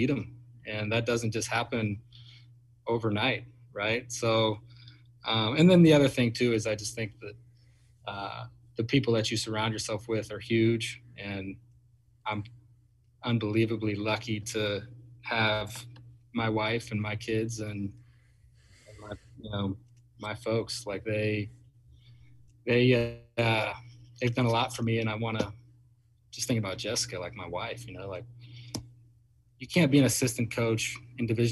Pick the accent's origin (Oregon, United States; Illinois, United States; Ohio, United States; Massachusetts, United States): Oregon, United States; Bend; now in Eugene, United States; I grew up in Bend, Oregon